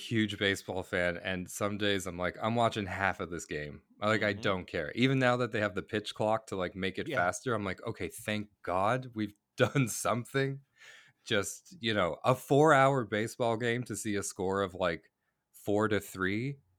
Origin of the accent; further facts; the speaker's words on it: Boston, Massachusetts, United States; now in Canada; And then when I grew up in Boston, and when I lived in Boston, I played Little League, like classic All-American Little League, and truly loved baseball.